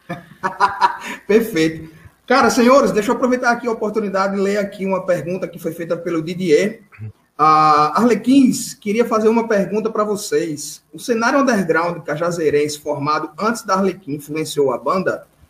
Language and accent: Portuguese; Recife, Pernambuco, Brazil; eu como recifense